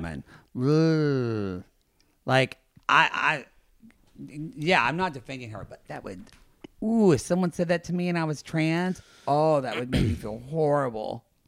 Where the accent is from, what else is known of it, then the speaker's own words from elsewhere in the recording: Oklahoma, United States; I'm from Oklahoma